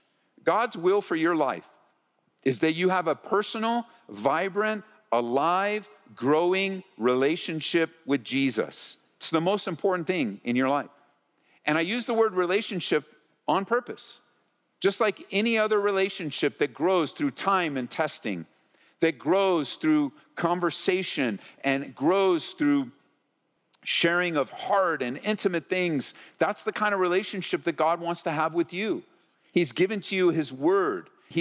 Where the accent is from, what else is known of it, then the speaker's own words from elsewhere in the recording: California, United States; As we grew up in Southern California, I mean, Marie and I got married, we didn't even move more than 10 miles from where we grew up.